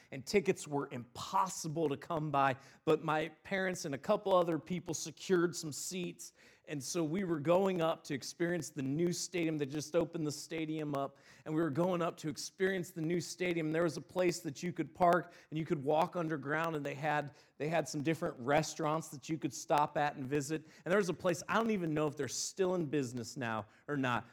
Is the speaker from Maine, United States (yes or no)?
no; Northeast Ohio, United States; I grew up in Northeast Ohio